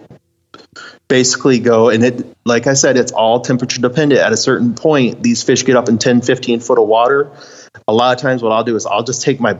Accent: United States; I'm a man and I'm from America.

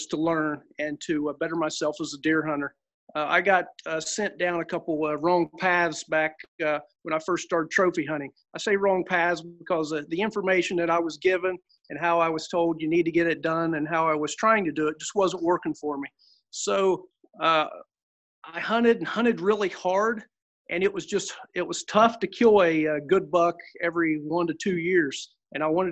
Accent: Southern Ohio, United States; I'm from Southern Ohio

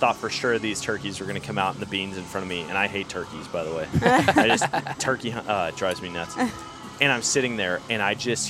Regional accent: Wisconsin, United States; now in Missouri, United States; I grew up in Wisconsin.

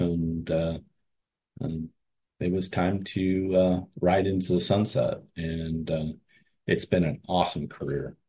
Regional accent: Cleveland, Ohio, United States; I grew up in Cleveland

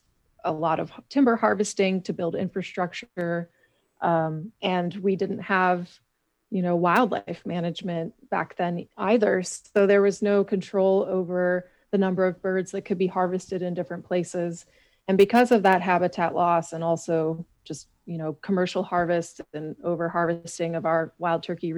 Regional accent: Michigan, United States; now in Missouri, United States; my home state of Michigan

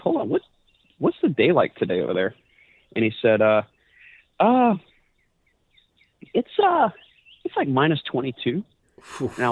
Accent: Louisiana, United States; when you grow up here, all you see is what's wrong with it

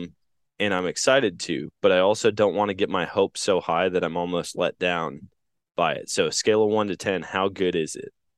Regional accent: Wisconsin, United States; now in Missouri, United States; growing up in Wisconsin, here in Missouri

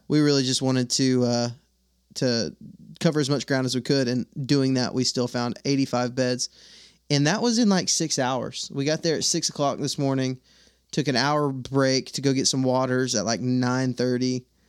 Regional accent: Texas, United States; now in Alabama, United States; I'm from Texas, and I live in Alabama

